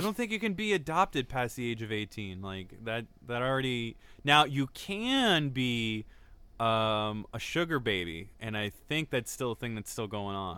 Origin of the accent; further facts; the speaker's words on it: United States; we're American